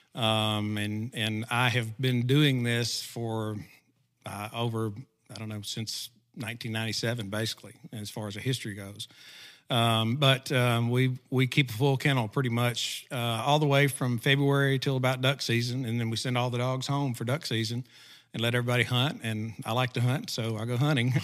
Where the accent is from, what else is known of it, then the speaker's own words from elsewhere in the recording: McGehee, Arkansas, United States; also born or lived in Pea Ridge, Arkansas; I grew up in, uh, small town, Southeast Arkansas called McGee, Arkansas